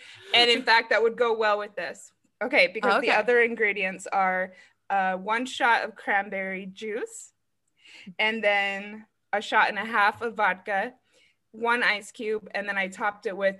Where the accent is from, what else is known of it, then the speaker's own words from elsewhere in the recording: Arizona, United States; I'm from Arizona.